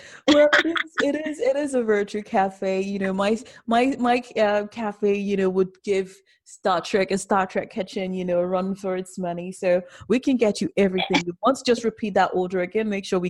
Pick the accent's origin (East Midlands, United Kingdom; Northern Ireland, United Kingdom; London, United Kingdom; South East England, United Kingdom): London, United Kingdom; I'm from South London.